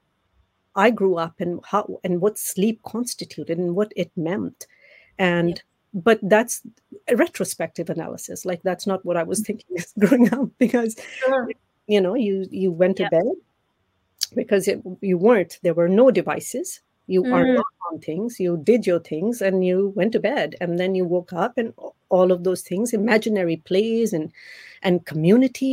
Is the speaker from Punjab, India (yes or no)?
yes; Amritsar, Punjab, India; I grew up in Amritsar, right at the border of India